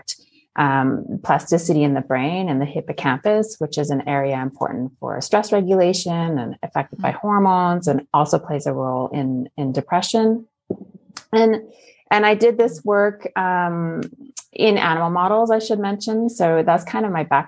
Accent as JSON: {"language": "English", "area": "Okanagan", "region": "British Columbia", "country": "Canada", "tie": "born or raised there", "also_born_or_lived": "Belgium / Netherlands / United States", "moved": "as an adult", "lives_now": "France", "said": "I grew up in the Okanagan"}